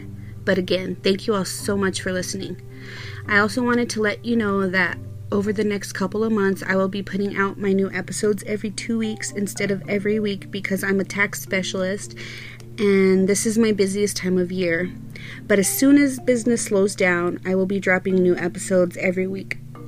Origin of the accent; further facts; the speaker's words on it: Las Cruces, New Mexico, United States; my hometown of Las Cruces, New Mexico.